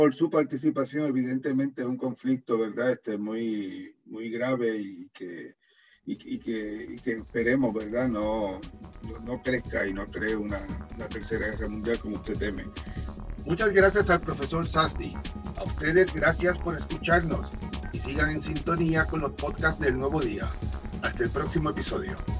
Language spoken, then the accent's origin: Spanish; Puerto Rico; como decimos en Puerto Rico